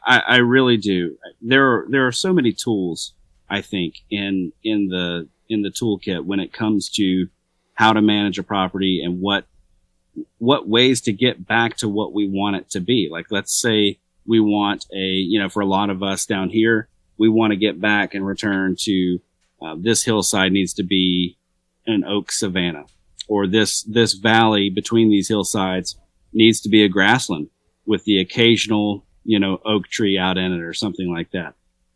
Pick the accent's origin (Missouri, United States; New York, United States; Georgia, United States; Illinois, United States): Georgia, United States; I'm a redneck from Georgia, so.